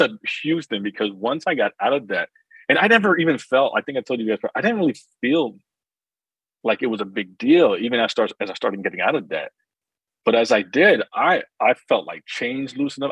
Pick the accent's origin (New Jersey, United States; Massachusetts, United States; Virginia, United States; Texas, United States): New Jersey, United States; I grew up in New Jersey